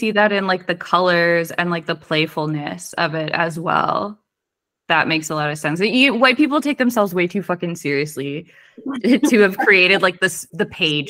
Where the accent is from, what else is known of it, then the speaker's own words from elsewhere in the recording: Weston, United States; And then like growing up in Weston, it's like culture is everywhere.